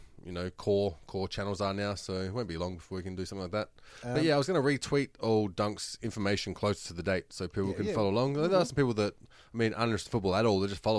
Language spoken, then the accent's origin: English; Australia; accent: Australian; does it sound like I have an accent that isn't Australian?